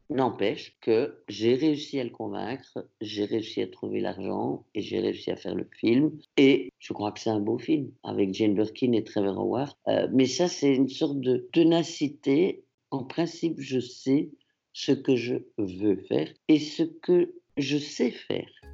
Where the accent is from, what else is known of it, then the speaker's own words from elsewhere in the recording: Antwerp, Flanders, Belgium; first language French; now in Brussels, Belgium; Je suis francophone, ma langue maternelle, c'est le français, mais j'étais dans une école à Anvers